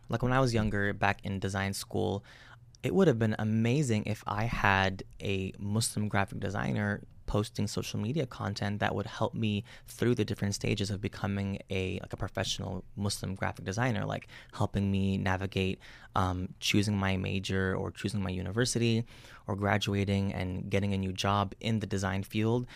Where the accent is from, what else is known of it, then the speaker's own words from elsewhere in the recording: United States; I was born and raised out here in the United States